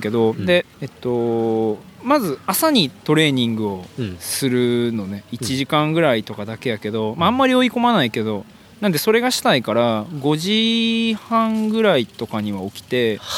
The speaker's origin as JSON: {"language": "Japanese", "town": "Amagasaki", "region": "Hyogo", "country": "Japan", "tie": "born or raised there", "said": "うちの実家は、えー、っと、もうすぐ多分70年目の自動車整備工場なんですよね。はいはい、これで、兵庫県尼崎市でやってて"}